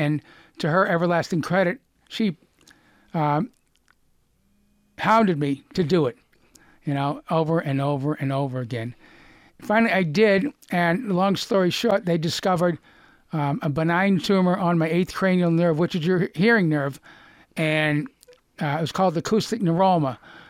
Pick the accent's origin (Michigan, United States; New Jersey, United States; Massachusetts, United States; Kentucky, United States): Massachusetts, United States; Lexington; accent: Boston; moved away; I'm from Lexington, historic Lexington.